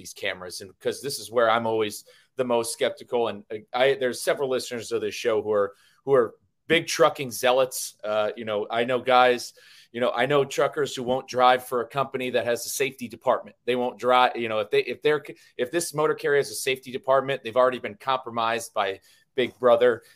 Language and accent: English; Connecticut, United States; I'm from Connecticut, Hartford's the insurance capital of the world